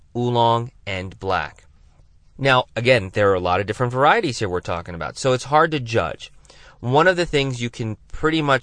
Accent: Tucson, Arizona, United States; here in my hometown of Tucson, Arizona

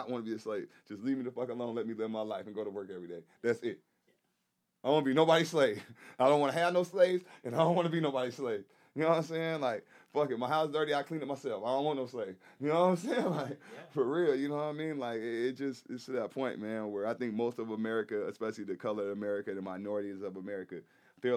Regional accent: Texas, United States; I grew up in Texas, middle school

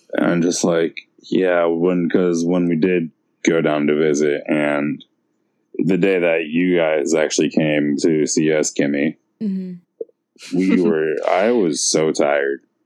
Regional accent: San Francisco, California, United States; growing up in San Francisco

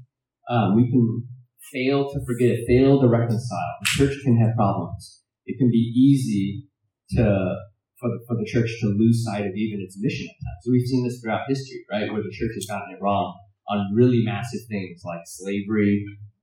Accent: United States; I'm Chinese American, so my dad preached in Cantonese, so I didn't understand a whole lot of it.

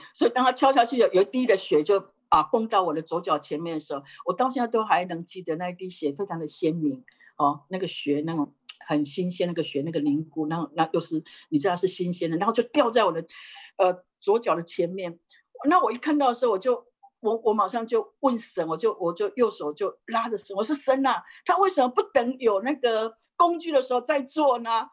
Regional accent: Taiwan; moved away as an adult; also born or lived in Japan; 我是在台湾，呃，土生土长哈，那个嗯。呃，虽然祖籍是福建哈，但是好几代就移民到台湾去。然后我在，生在台湾的乡下，我是一个，呃，呃，家族就是我们代，代是拜偶像的

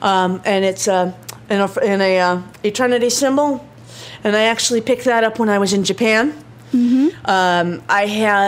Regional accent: Ireland; I have an Irish knotwork on my shoulder. Number one, I'm Irish.

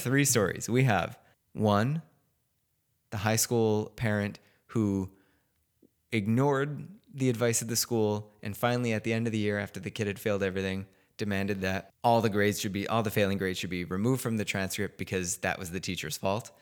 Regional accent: Chicago, Illinois, United States; moved away; I'm from Chicago

